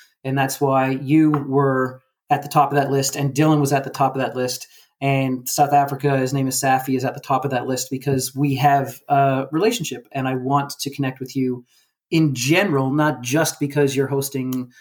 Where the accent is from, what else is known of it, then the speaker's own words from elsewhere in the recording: Mount Pearl, Newfoundland and Labrador, Canada; also born or lived in St. John's, Newfoundland; always a part of my upbringing growing up in Newfoundland